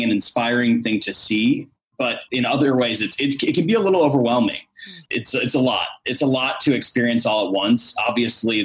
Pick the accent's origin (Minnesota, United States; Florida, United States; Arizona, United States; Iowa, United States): Iowa, United States; growing up in Iowa, which is not exactly a bastion of diversity